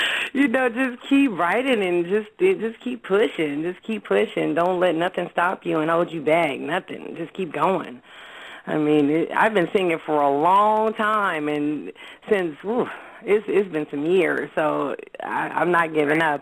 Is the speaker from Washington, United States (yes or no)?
no; San Francisco, California, United States; I'm from San Francisco, California